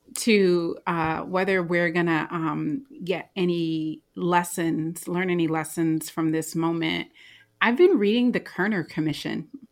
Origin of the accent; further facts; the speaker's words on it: United States; as an American